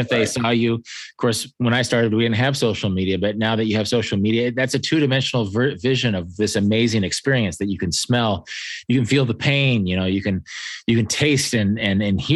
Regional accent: Kansas, United States; I'm from Kansas

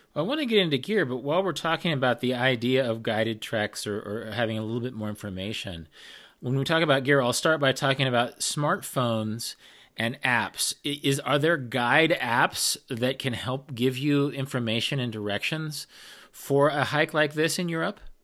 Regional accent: United States; Being an American hiker by, by nature

